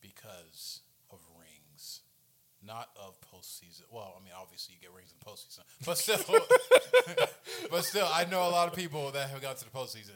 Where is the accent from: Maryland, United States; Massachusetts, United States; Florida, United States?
Florida, United States; Orlando; I grew up in Orlando. That's my hometown.